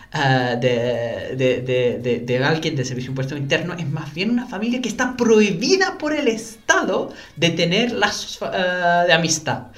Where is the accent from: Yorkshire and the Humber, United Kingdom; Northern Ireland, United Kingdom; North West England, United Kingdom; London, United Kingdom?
London, United Kingdom; Spanish is a second language; moved away as an adult; also born or lived in Venezuela; now in Chile; Yo soy nacido y criado en Londres